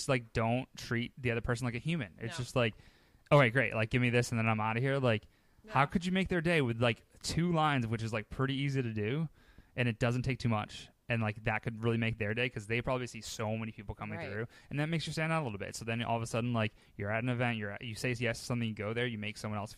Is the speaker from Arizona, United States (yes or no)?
no; Boston, Massachusetts, United States; I'm born and raised Boston.